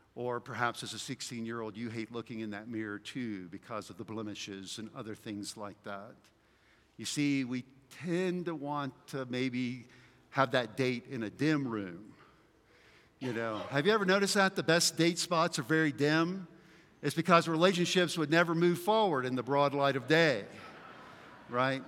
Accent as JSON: {"language": "English", "region": "the South", "country": "United States", "tie": "born or raised there", "said": "where I grew up in the South that we were big into muscle cars"}